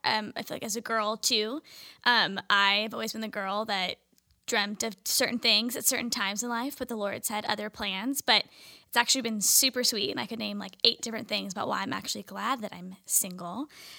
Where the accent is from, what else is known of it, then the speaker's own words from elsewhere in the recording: Orange County, California, United States; I'm also from Orange County, California.